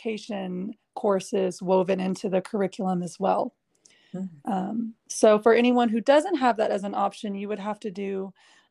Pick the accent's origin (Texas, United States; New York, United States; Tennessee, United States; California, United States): Texas, United States; Dallas; I am from Dallas, Texas. I'm actually a sixth generation Dallasite, so my whole family is here